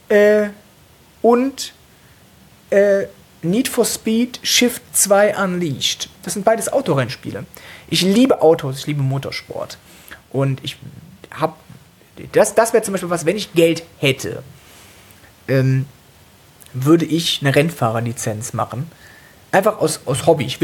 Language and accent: German; Cologne, North Rhine-Westphalia, Germany; Äh, ich komme aus Köln, das heißt, ich von klein auf höre ich Karnevalsmusik. Da habe ich auch angefangen zu, zu singen.